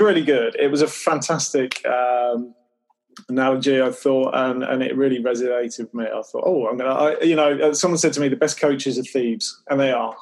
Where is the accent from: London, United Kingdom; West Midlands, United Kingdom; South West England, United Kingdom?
South West England, United Kingdom; Cornwall and Devon; also born or lived in Newquay, Cornwall; I grew up in Cornwall and then Devon